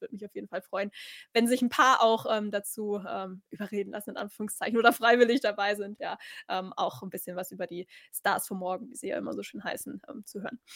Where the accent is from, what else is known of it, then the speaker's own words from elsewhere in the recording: Germany; als Deutsche